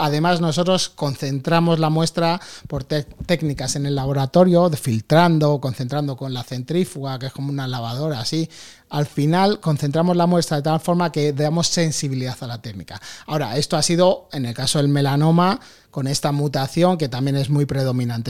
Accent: Madrid, Community of Madrid, Spain; born or raised there; also born or lived in New York, United States

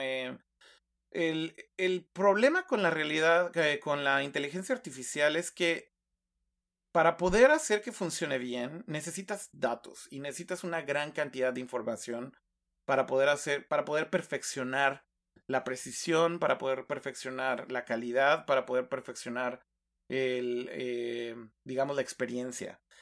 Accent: Mexico; como decimos en México

